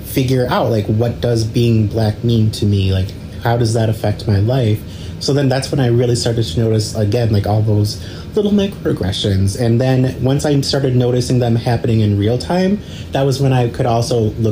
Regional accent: Detroit, Michigan, United States; also born or lived in Auburn Hills, Michigan / Mount Pleasant, Michigan; originally I moved here from Mount Pleasant, but I grew up in Metro Detroit, like in the suburbs

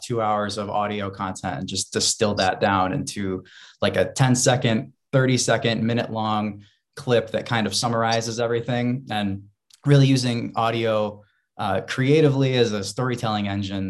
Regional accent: Rochester, New York, United States; now in Buffalo, United States; I'm from Rochester, New York originally.

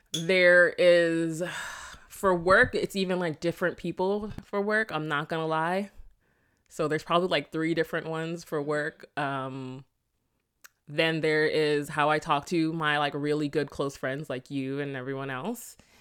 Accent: South Florida, United States; born or raised there; accent: Patois; also born or lived in Jamaica

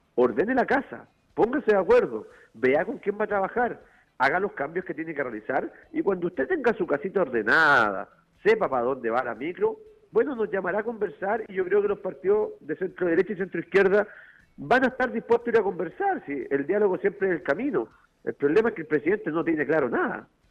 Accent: Chile; lo que vivimos ayer como chilenos

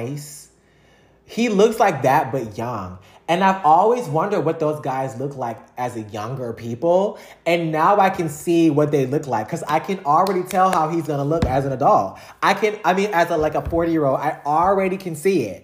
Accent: Louisiana, United States; growing up in Louisiana

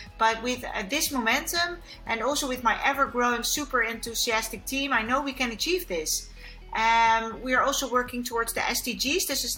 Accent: Kenya; born there; I was born in Kenya, so it's very close to my heart. Yeah, I'm like African.

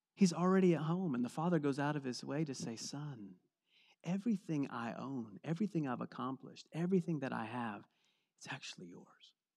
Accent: East Coast, United States; moved away; I'm from the East Coast where we have lots of different seasons

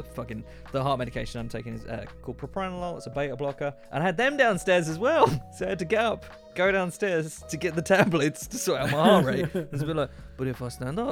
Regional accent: United Kingdom; I'm British

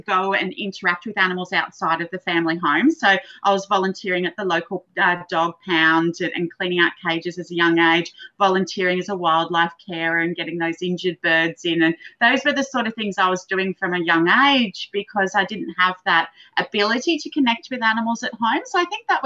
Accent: Gold Coast, Queensland, Australia; I grew up on the Gold Coast and I do feel it's a pretty incredible place to live.

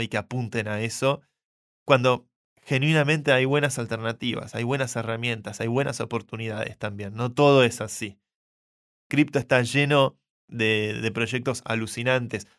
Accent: Argentina; Lo digo como argentino.

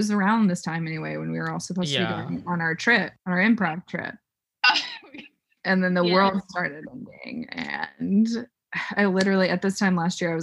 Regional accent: Oklahoma, United States; growing up in Oklahoma, like, there just was not a lot going on

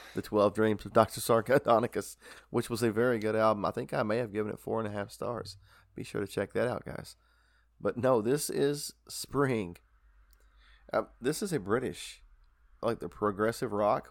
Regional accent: Kentucky, United States; We're from Kentucky

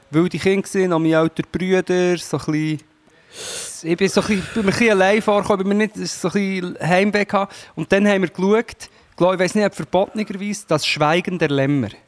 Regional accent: Portugal; In Portugal.

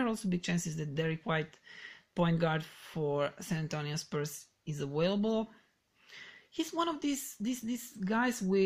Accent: Serbia; English is a second language; I'm Serbian, so do not mind my bad English

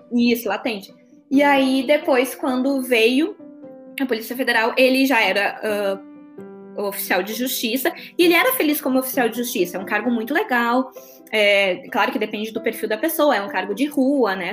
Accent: Porto Alegre, Rio Grande do Sul, Brazil; moved away as an adult; now in Criciúma, Brazil; eu sou de Porto Alegre, né? sou do Rio Grande do Sul. Ah, Você pode perceber pelo meu sotaque nada fraco.

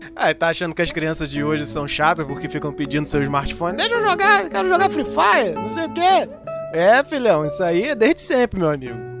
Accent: Rio de Janeiro, Brazil; sou do Rio de Janeiro, não sou carioca, embora todo mundo ache que quem é do Rio de Janeiro é carioca. Não, eu sou fluminense, não nasci na cidade do Rio de Janeiro

